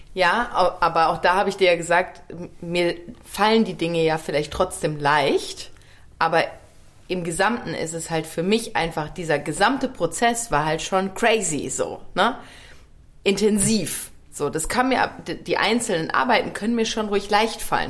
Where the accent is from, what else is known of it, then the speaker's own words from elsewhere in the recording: Ruhr area, North Rhine-Westphalia, Germany; also born or lived in Worms / Bergstraße; now in Cologne, Germany; ich komme ja aus dem Ruhrgebiet